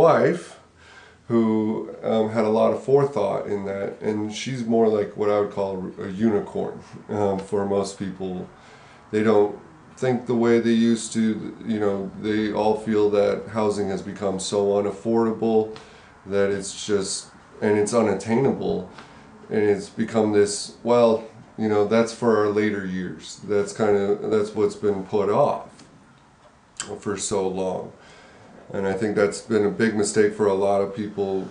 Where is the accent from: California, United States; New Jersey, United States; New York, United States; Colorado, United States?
Colorado, United States; moved away as an adult; I grew up in Colorado.